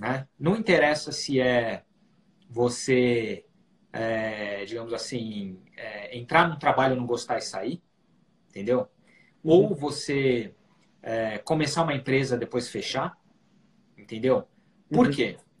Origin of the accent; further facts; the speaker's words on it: Brazil; moved away as an adult; now in New York, United States; a gente falando como brasileiros